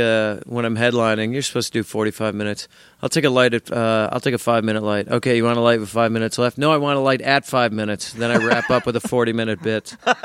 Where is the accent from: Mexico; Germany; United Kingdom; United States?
United States; Midwest; I'm a Midwesterner, too, and I suppose there is sort of a deep accent, not amongst the city folk here